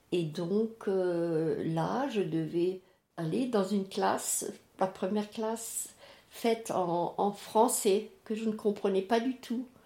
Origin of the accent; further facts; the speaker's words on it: Strasbourg, Grand Est, France; je suis née en 36 et en 40, euh, nous habitions, mes parents et euh, mes, ma grande sœur, mon grand frère et ma petite sœur, à Cronenbourg